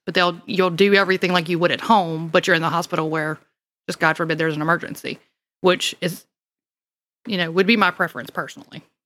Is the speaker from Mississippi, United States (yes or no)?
yes; Mississippi, United States; accent: southern; now in Louisiana, United States; I don't sound like I'm from Louisiana because I was originally from Mississippi